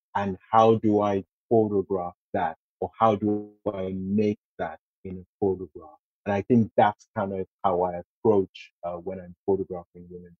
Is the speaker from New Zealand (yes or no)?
no; Nigeria; now in United Kingdom; being a Nigerian